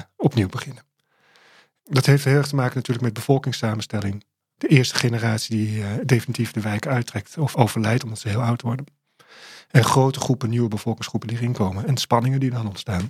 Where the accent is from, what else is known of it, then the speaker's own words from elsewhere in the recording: Amsterdam, North Holland, Netherlands; toen ik daar opgroeide, was het de meest gewilde wijk van eh, Amsterdam.